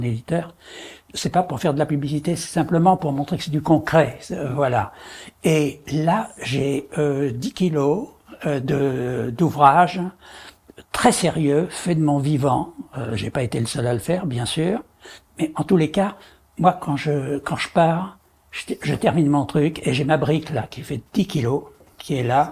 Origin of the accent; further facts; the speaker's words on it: Paris, Île-de-France, France; je suis né à Paris, je vis à Paris et je meurs à Paris